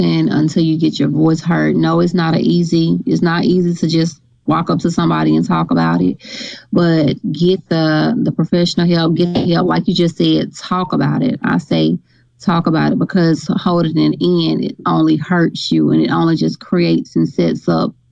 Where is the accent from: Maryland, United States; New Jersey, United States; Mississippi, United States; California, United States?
Mississippi, United States; Grenada; now in Oxford, United States; I'm from Grenada, Mississippi